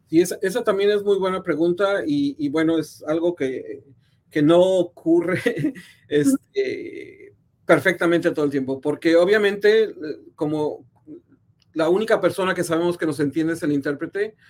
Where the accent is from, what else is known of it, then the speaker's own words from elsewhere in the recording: San Luis Potosí, Mexico; moved away as an adult; also born or lived in Mexico City / San Francisco; now in Kansas City, United States; yo nací en la Ciudad de México, pero crecí en San Luis Potosí, en el centro de, México